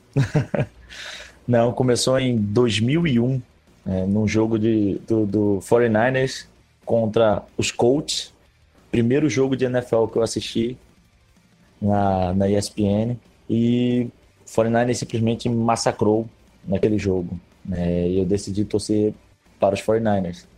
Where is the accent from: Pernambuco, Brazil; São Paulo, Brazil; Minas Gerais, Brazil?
Pernambuco, Brazil; now in Rio de Janeiro, Brazil; Eu sou pernambucano, mas moro